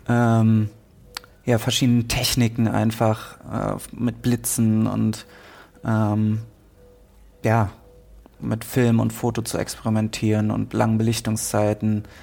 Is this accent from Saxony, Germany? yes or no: no; Münster, North Rhine-Westphalia, Germany; In Münster, okay. Ja, meiner Heimatstadt.